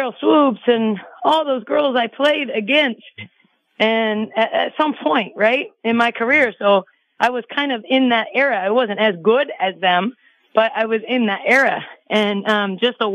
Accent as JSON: {"language": "English", "town": "Sacramento", "region": "California", "country": "United States", "tie": "born or raised there", "said": "I was right in my hometown, Sacramento, and I lived at home"}